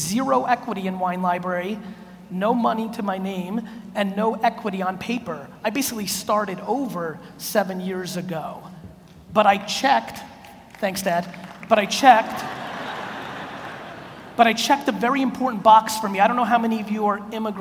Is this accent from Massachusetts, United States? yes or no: no; New York City, New York, United States; also born or lived in Soviet Union; I was born in the Soviet Union, we come to America, I live in a studio apartment in Queens.